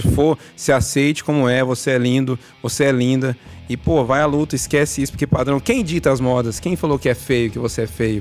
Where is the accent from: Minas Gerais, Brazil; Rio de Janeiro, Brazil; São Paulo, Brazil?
Minas Gerais, Brazil; Uberaba; Nós somos de Uberaba, Minas Gerais